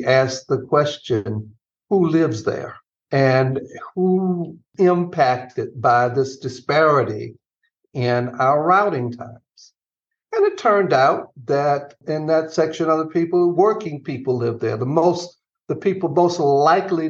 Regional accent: Atlanta, Georgia, United States; moved away; I grew up in Atlanta

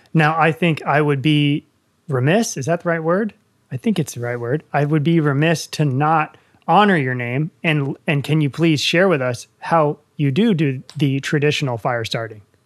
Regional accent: Northern Virginia, United States; also born or lived in Blue Ridge Mountains; I'm from Northern Virginia, and now I live in the Blue Ridge Mountains

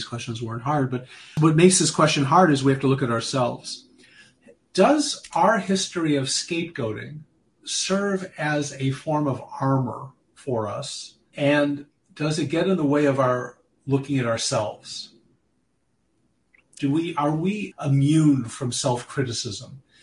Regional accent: United States; as American Jews, for at least when I was growing up

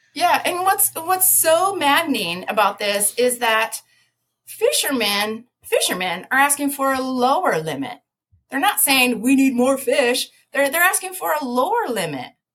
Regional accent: Minnesota, United States; moved away as an adult; also born or lived in Colorado / Utah / Orlando, Florida / Georgia; I'm from Minnesota, you know, Colorado, I lived out Utah

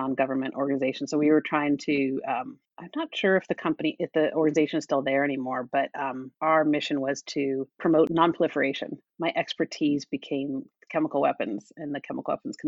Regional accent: Denver, Colorado, United States; moved away as an adult; also born or lived in Washington, D.C.; I grew up in Denver

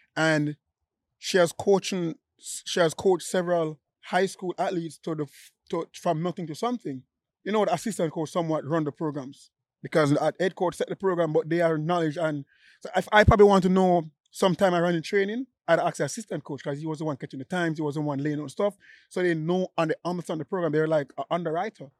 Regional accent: Jamaica; I'm still Jamaican.

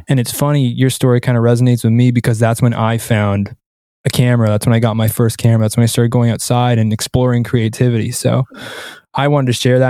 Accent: Canada; I'm, I'm Canadian, right? So I grew up where hockey is life

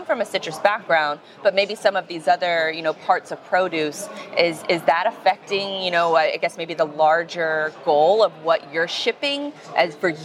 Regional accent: Florida, United States; I'm from Florida

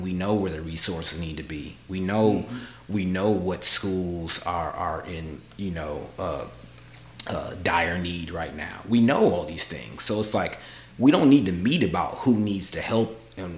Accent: Minneapolis, Minnesota, United States; now in Athens, United States; I'm originally from Minneapolis, Minnesota. I came to Athens, so I came to Georgia in 95

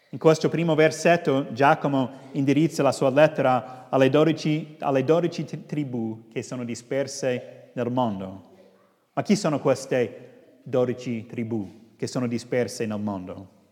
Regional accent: United States; now in Rome, Italy; sono statunitense ma sono in Italia da tanti anni

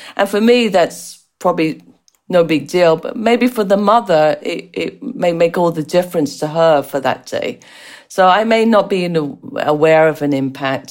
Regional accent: England, United Kingdom; accent: strange accent; moved away; also born or lived in United States; as you can tell from the strange accent, I was born and raised in England with Irish parents

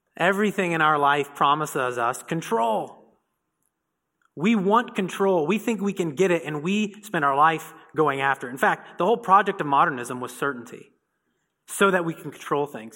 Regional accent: Indiana, United States; I'm from Indiana

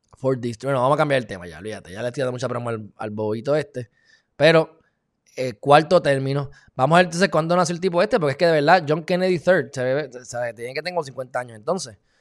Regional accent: Puerto Rico; somos no incorporados

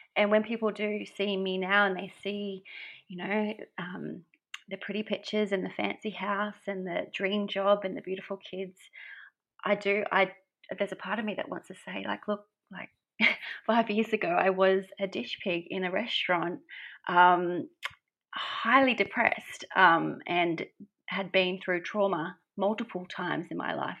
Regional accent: Brisbane, Queensland, Australia; moved away as an adult; now in Gold Coast, Australia; I live on the Gold Coast in beautiful Oz. Um, I'm originally from Brisbane

